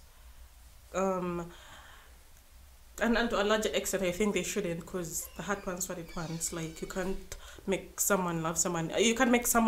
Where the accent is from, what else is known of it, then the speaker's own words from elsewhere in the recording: Western Region, Uganda; I come from the West